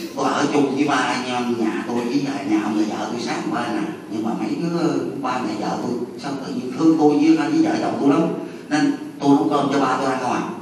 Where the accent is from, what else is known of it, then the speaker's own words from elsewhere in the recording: Mo Cay Nam district, Bến Tre, Vietnam; tôi ở quê tôi là ấp Tân Thiện xã Tân Thường Định huyện Mỏ Cà Nam